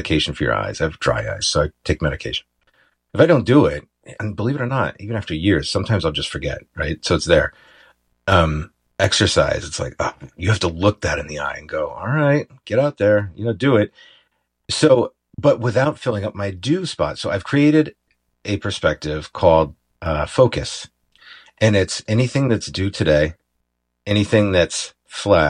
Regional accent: Ithaca, New York, United States; moved away; my hometown, Ithaca, New York

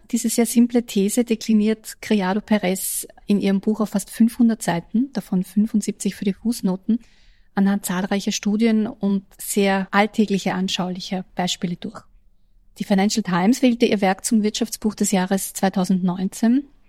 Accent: Austria; als Österreicherin

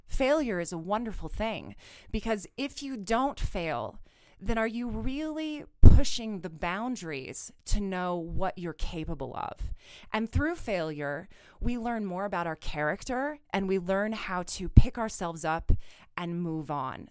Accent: Kansas, United States; now in Colorado, United States; I'm originally from Kansas

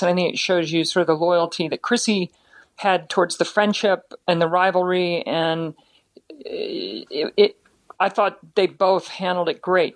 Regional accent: United States; we come from the United States, a, a free country

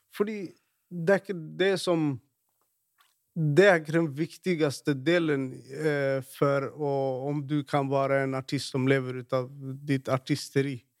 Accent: Stockholm, Stockholm County, Sweden; now in Norway; jeg vokste opp i, i, i Rinkeby

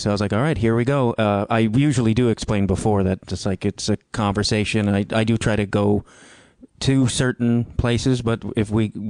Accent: Chicago, Illinois, United States; I'm from Chicago originally.

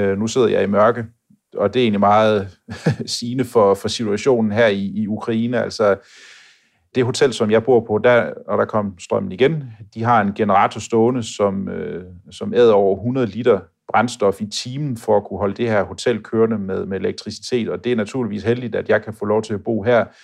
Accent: Denmark; Selvfølgelig kan det også blive koldt hjemme i Danmark, men jeg synes bare, at den her kulde, der er hernede, den, øh, den er sådan lidt mere bidskidte.

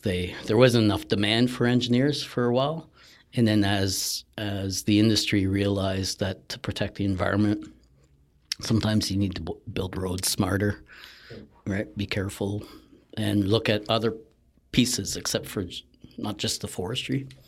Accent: Sault Ste. Marie, Ontario, Canada; so I grew up in Northern Ontario

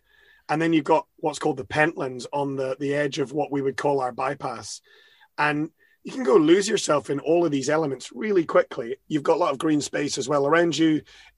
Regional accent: Edinburgh, Scotland, United Kingdom; I was born in Edinburgh, born and bred in this fine town and in Scotland.

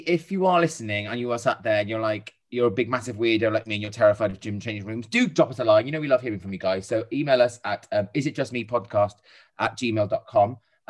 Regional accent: Wales, United Kingdom; I'm Welsh. But I'm a rare breed of Welsh person that supports England when Wales aren't in the equation.

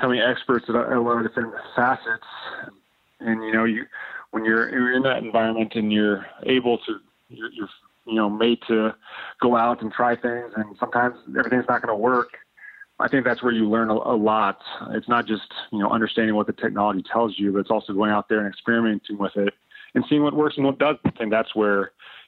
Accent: Indiana, United States; now in Michigan, United States; near where I was born in Indiana

